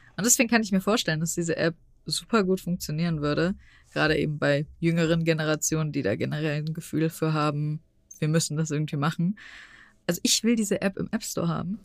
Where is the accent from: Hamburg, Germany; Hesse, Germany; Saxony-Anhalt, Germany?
Hesse, Germany; Frankfurt; ich komme aus Frankfurt, das heißt, ich komme auch aus einer Großstadt